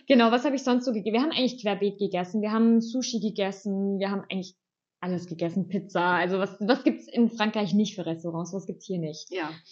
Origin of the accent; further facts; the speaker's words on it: Germany; als Deutsche